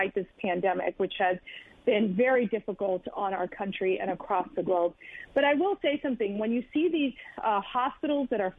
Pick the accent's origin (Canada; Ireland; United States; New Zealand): United States; my father was born and raised in Cuba. I was actually born here in the U.S. To a very tight Cuban family